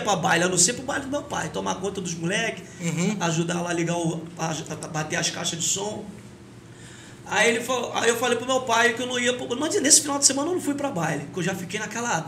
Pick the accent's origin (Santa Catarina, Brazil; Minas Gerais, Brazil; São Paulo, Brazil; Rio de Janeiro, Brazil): Rio de Janeiro, Brazil; Paracambi